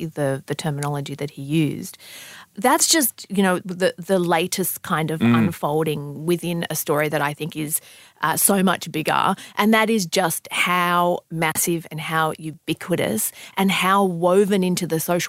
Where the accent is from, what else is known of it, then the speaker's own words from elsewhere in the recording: Sydney, New South Wales, Australia; I mean, I grew up in Southwest Sydney.